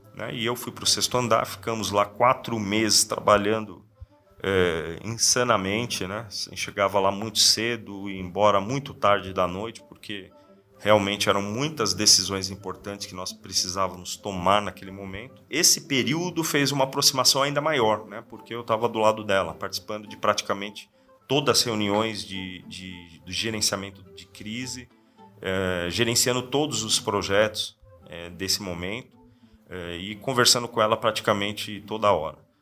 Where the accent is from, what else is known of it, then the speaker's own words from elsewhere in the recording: Sorocaba, São Paulo, Brazil; nasci é, em São Paulo, na capital, e logo cedo, logo adolescente, vim para Sorocaba. Fui morador do Parque São Bento, uma, um bairro aqui da nossa cidade. Eu cresci ali no bairro